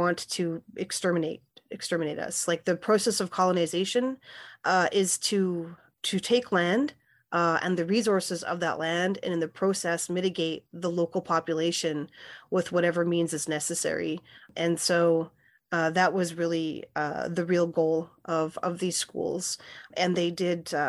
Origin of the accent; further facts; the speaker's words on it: Winnipeg, Manitoba, Canada; moved away as an adult; also born or lived in Saskatchewan; now in Iowa City, United States; I'm Plains Cree Salto of the George Gordon First Nation, and I grew up in Winnipeg, and spent time at my reserve in Saskatchewan, and I've been living in Iowa City for 15 years.